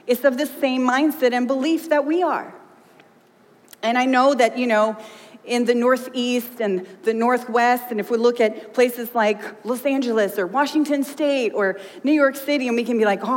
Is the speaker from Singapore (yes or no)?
no; Sweden; now in United States; I grew up in Sweden